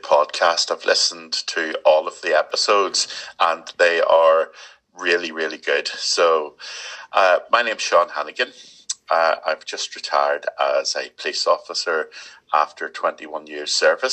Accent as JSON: {"language": "English", "town": "Belfast", "region": "Northern Ireland", "country": "United Kingdom", "tie": "born or raised there", "also_born_or_lived": "Leicestershire", "moved": "yes", "said": "I was born in West Belfast"}